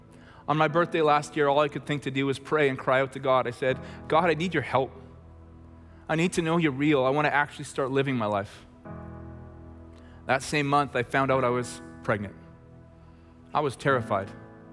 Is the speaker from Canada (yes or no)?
yes; Chilliwack, British Columbia, Canada; I grew up in Chilliwack with 6 siblings as the middle child with 2 parents.